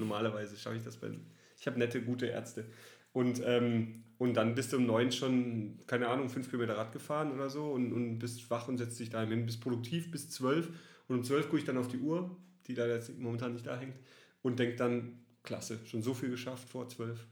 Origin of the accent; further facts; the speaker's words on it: Southern Germany, Germany; moved away as an adult; now in Cologne, Germany; Ich komme tatsächlich aus Süddeutschland, bin nach Köln gezogen, bin überzeugter Kölner.